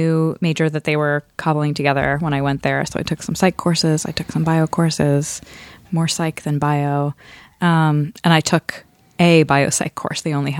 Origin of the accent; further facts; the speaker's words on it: Scarsdale, New York, United States; born or raised there; moved away as an adult; also born or lived in Bronx, New York